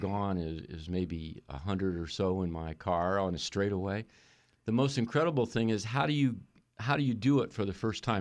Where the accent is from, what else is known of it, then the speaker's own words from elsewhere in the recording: Indianapolis, Indiana, United States; I grew up in Indianapolis